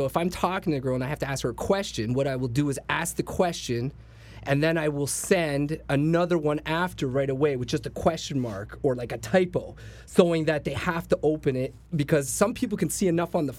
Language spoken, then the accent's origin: English; Toronto, Ontario, Canada; I'm from Scarborough, and I wear, like, a badge.